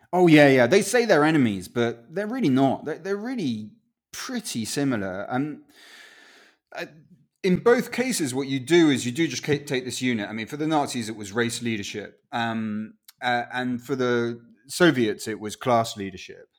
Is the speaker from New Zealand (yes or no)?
no; Winchester, South East England, United Kingdom; first language Spanish; English is a second language; also born or lived in Chile; now in London, United Kingdom; I was born in Winchester, and then we went off to live in Chile, and then we went back to Winchester.